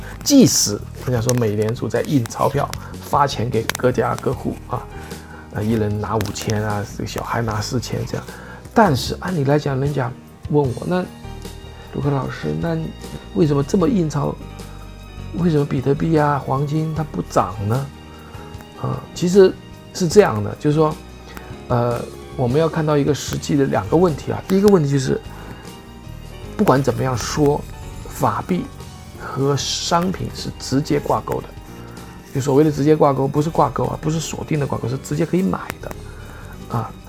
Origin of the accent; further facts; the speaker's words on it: China; 美元呢，我们中国人又不流通不流通